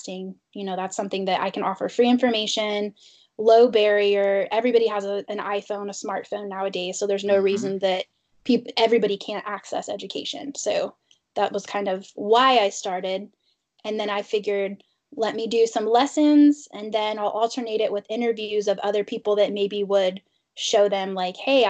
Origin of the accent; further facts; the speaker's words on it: Indiana, United States; moved away as an adult; now in Pittsburgh, United States; I'm from Indiana